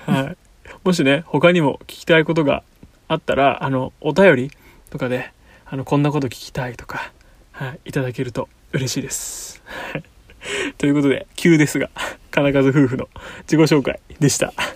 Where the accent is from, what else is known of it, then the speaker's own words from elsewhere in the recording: Kanagawa, Japan; 僕は、えっと、神奈川県で、えっと、湘南育ちです